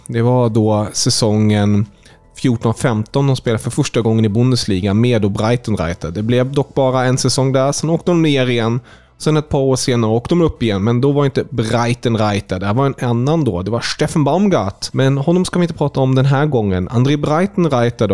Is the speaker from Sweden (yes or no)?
no; Germany; vi tyskar